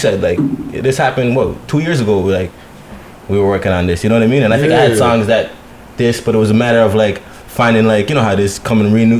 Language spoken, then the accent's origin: English; Toronto, Ontario, Canada; As a born and raised guy from Parkdale